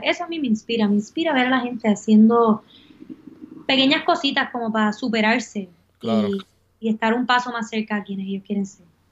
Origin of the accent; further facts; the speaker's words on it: Puerto Rico; moved away as an adult; also born or lived in Miami / Prague; Es momento de regresar a Puerto Rico